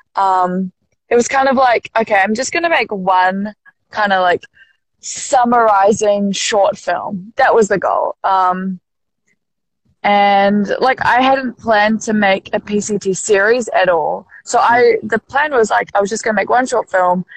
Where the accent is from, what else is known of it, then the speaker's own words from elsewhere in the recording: Auckland, New Zealand; I grew up in in West Auckland, which is the kind of like top, uh, like mid, uh, maybe just higher than mid part of the North Island.